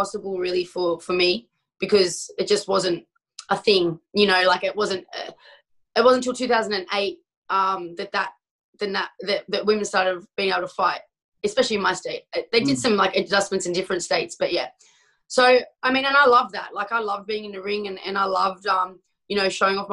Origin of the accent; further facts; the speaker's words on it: Australia; where I grew up in Australia